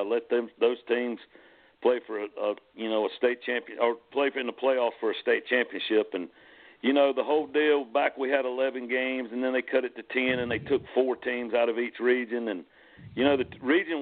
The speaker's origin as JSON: {"language": "English", "town": "York", "region": "South Carolina", "country": "United States", "tie": "born or raised there", "said": "I was born and raised in York, played at York"}